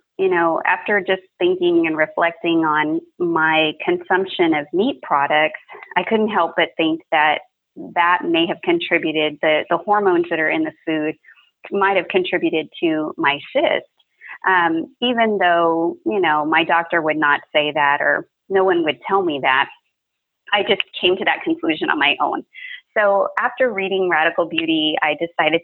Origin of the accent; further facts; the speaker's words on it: South Texas, United States; growing up in South Texas, you know, I eat breakfast tacos all the time